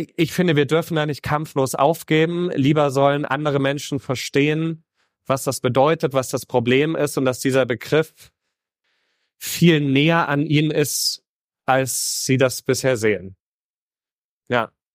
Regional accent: Heroldsberg, Bavaria, Germany; ich bin in Mittelfranken auf dem Land aufgewachsen.

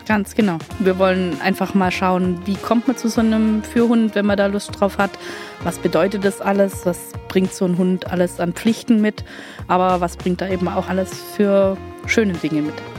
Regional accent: Heidenheim an der Brenz, Baden-Württemberg, Germany; komme aus Heidenheim an der Brenz.

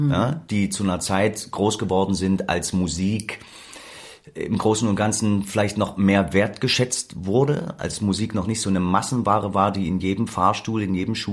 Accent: Leipzig, Saxony, Germany; ich bin aufgewachsen in Leipzig-Grünau. Leipzig-Grünau ist so eine typische

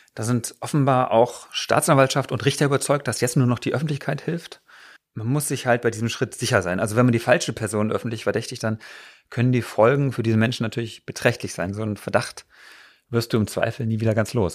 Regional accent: Berlin, Germany; Das sind wir als Berliner ja gewohnt

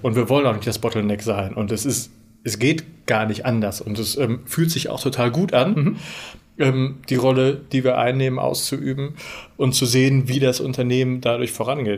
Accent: Werne, North Rhine-Westphalia, Germany; moved away as an adult; now in Münster, Germany; Wir kommen beide äh, gebürtig aus Werne

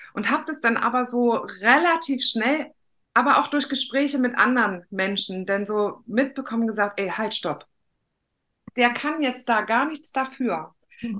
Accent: East Germany, Germany; ich bin ein Kind des Ostens und die Wende kam, da war ich 15, 16

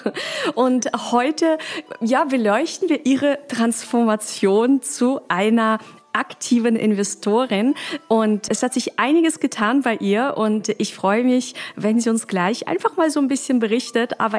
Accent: southern Bavaria, Germany; ich komme aus Südbayern

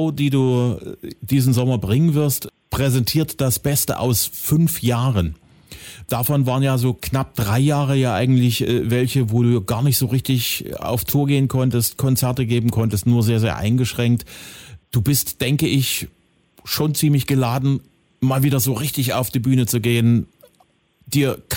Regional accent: Zwickau, Saxony, Germany; Du bist im Juli in meiner Heimatstadt, Zwickau.

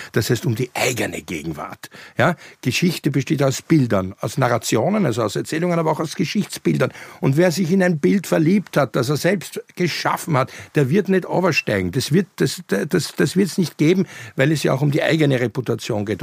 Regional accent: Vienna, Austria; als du im Goldenen Kreuz in Wien gelegen bist und mit mir niederkamst äh, im August 69

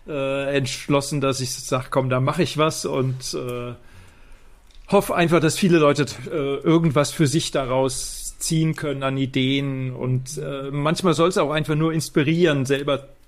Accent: Rhineland-Palatinate, Germany; Ich komme aus dem Westerwald

